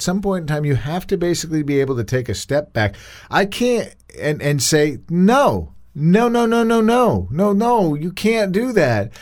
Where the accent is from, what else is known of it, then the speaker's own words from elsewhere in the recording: United States; I am proud to be an American